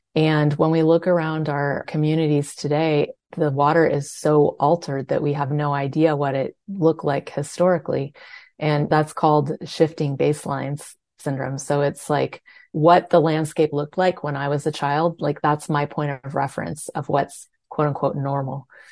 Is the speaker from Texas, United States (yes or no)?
no; California, United States; I grew up in California, where water is kind of an obsession of everyone